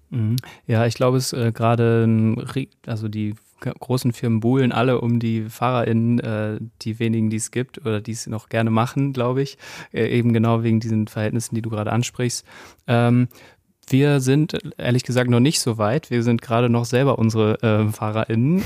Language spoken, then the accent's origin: German; Gütersloh, North Rhine-Westphalia, Germany; now in Cologne, Germany; ich komme aus Gütersloh und wir sind aber jetzt schon sehr lange in Köln, also zugezogene Kölner